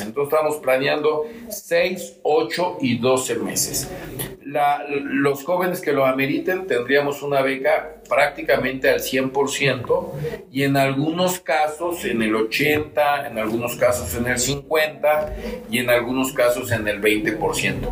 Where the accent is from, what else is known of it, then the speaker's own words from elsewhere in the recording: San Pedro Cholula, Puebla, Mexico; Soy originario de San Pedro Cholula. Nací, me registraron en San Pedro Cholula y estudié, como ya te comenté, en el hogar de niño campesino, en el centro escolar y en el García de Cisneros. Soy 100% cholulteca